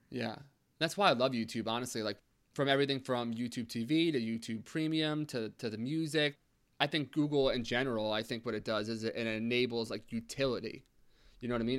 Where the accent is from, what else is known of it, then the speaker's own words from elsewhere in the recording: United States; we're from uh, the New York, New Jersey kind of border area